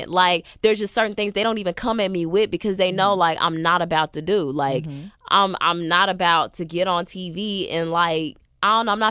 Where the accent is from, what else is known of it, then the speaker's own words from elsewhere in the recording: the South, United States; And I was like, yeah. I'm from the South. I want to show about my life.